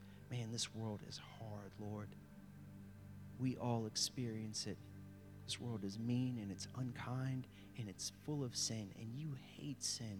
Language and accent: English; the South, United States; I have dealt with racial injustice, especially growing up in the South.